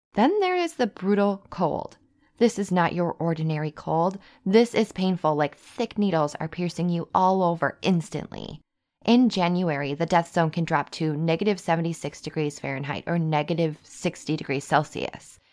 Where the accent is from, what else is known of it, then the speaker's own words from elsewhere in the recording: Wisconsin, United States; I'm from Wisconsin, and I lived on a base